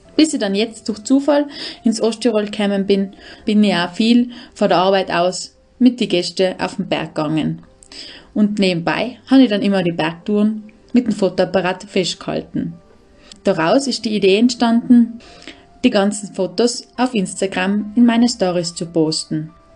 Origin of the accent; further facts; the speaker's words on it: Brixen, Trentino-Alto Adige, Italy; accent: South Tyrolean dialect; moved away as an adult; also born or lived in Kartitsch, Austria; mein daheim ist Brixen. Das ist eine kleine Stadt im Eisacktal